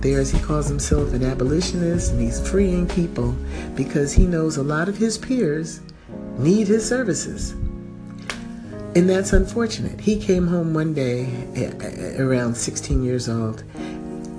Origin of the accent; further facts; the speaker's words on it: United States; I am an American